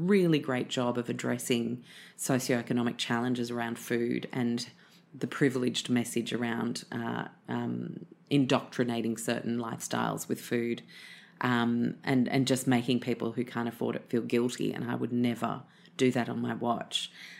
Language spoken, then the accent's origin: English; the South, United States; accent: southern; I'm going to spare you my southern accent.